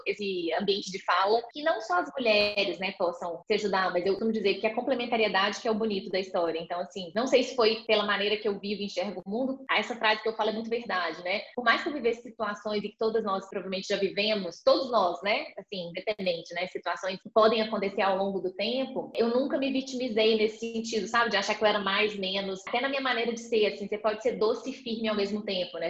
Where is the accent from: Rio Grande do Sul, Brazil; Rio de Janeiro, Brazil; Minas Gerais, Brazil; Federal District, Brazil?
Minas Gerais, Brazil; accent: mineiro; moved away as an adult; also born or lived in Belo Horizonte; now in São Paulo, Brazil; sou mineira, já deu para ver aqui, né? Pelo pouco de tempo que a gente está conversando, pelo sotaque